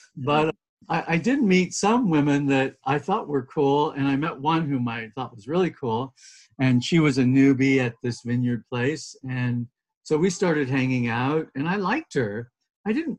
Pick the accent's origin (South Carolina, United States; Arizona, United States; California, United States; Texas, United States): California, United States; a beach town in Southern; I'm Californian, and so uh, very much sort of a child of that soil and, you know, the blessing and the challenges of growing up in a beach town in Southern California